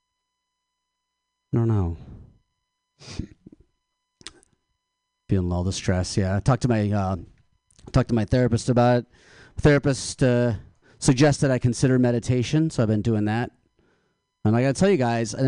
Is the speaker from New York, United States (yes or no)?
no; Michigan, United States; now in California, United States; I'm from Michigan. I went home to Michigan for the holidays.